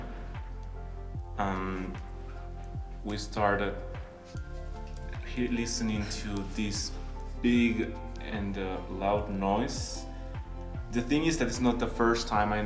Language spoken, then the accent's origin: English; Guatemala; moved away; I'm from Guatemala